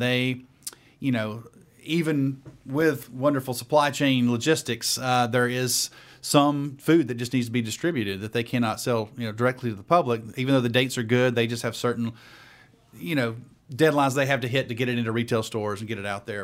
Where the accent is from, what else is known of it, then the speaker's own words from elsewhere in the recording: Dalton, Georgia, United States; moved away as an adult; now in Atlanta, United States; I am originally from Dalton, Georgia, North Georgia